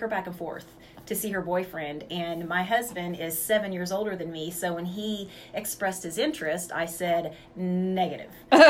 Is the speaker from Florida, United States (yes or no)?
no; Woodward, Oklahoma, United States; also born or lived in Bellflower, California / Hinton, Oklahoma; So my mom moved there. Moved from there when I was 2, and I was raised between Woodward, the Hinton area, and stuff like that.